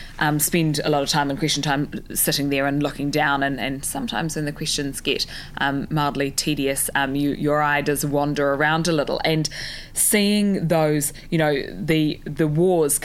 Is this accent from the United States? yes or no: no; New Zealand; growing up and being a Kiwi kid